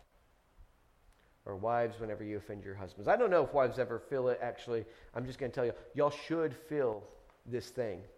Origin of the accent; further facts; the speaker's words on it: United States; I'm an American